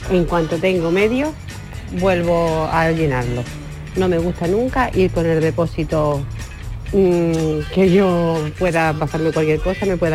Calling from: Málaga, Andalusia, Spain; Hola, buenos días, soy … de Málaga.

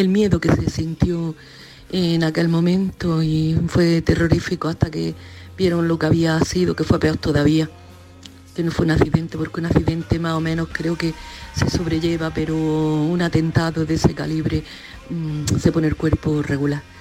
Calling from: Granada, Andalusia, Spain

